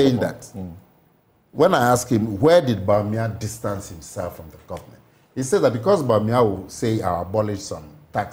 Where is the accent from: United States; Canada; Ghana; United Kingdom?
Ghana; I am a Ghanaian.